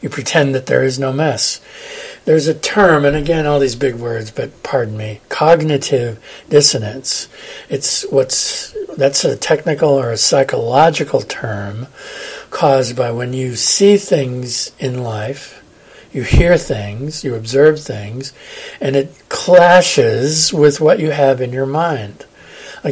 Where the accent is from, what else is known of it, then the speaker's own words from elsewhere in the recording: California, United States; moved away; also born or lived in Massachusetts / Denver, Colorado; I'm from California